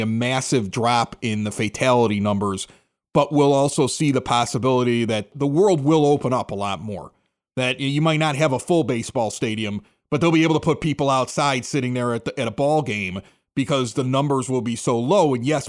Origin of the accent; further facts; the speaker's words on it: Nebraska, United States; I'm from Nebraska.